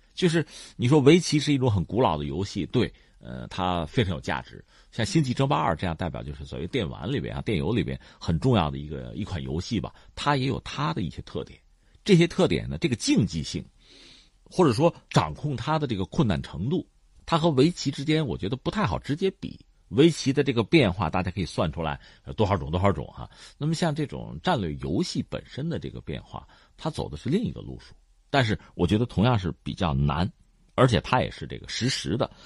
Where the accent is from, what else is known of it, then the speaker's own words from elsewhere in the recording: China; 我们中国人